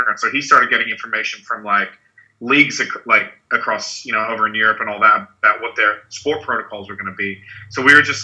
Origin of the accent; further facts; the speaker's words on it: Melbourne, Victoria, Australia; moved away as an adult; also born or lived in United States / Los Angeles; I'm from the States originally, grew up in Melbourne, like end of high school, went to uni in Melbourne, and then moved to Los Angeles